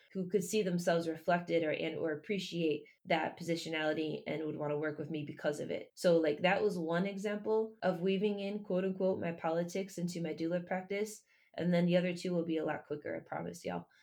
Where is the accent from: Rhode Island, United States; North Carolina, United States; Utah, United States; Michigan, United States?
Michigan, United States; I was born and raised in Michigan